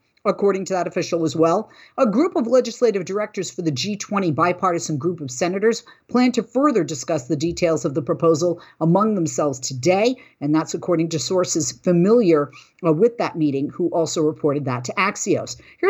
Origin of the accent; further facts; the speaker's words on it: Massachusetts, United States; Massachusetts, my home state